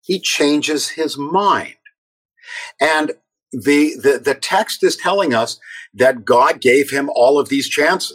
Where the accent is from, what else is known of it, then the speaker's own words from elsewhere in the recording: Toronto, Ontario, Canada; I was growing up in Toronto